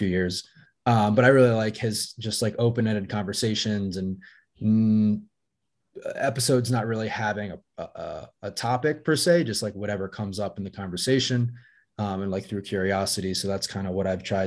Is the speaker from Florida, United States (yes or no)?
no; Essex, Maryland, United States; moved away as an adult; also born or lived in Chicago / Baltimore; now in Colorado, United States; I moved from Chicago back to Maryland, where I'm from